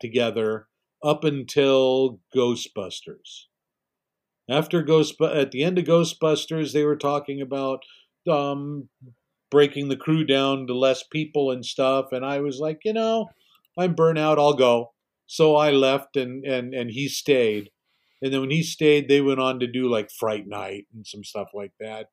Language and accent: English; Glendale, California, United States; I was born here essentially to you in Los Angeles, but Glendale, which is a little suburb okay. in Los Angeles, and you know, I, I I spent my whole life pretty much in and around the San Fernando